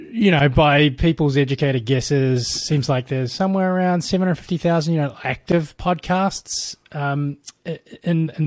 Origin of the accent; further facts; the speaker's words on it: New Zealand; moved away as an adult; also born or lived in Bay Area, United States; now in United States; I'm from New Zealand originally.